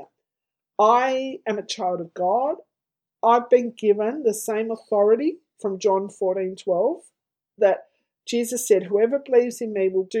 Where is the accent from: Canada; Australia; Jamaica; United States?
Australia; Tasmania; now in Victoria, Australia; I grew up in Tasmania, a state of Australia